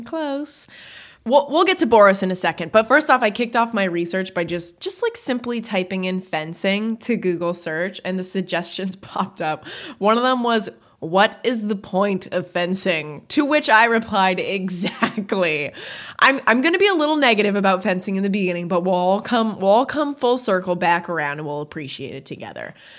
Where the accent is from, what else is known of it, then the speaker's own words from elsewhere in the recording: Canada; I know I say bag weird, I'm Canadian